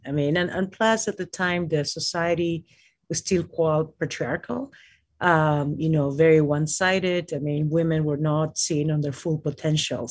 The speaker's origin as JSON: {"language": "English", "region": "Lima", "country": "Peru", "tie": "born or raised there", "moved": "yes", "lives_now": "United States", "said": "I was born in Lima, Peru"}